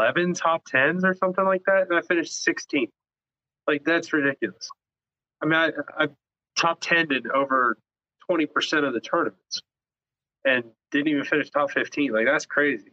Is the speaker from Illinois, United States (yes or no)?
no; Charleston, South Carolina, United States; also born or lived in Raleigh, North Carolina; now in St. Simons Island, United States; I was born there. I don't live there